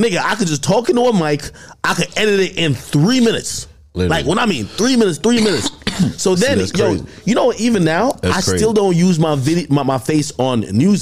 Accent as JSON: {"language": "English", "region": "New Jersey", "country": "United States", "said": "I'm from Jersey"}